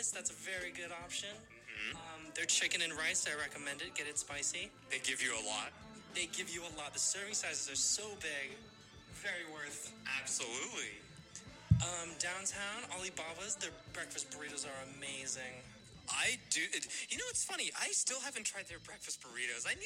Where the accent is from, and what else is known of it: San Francisco, California, United States; born or raised there; now in Davis, United States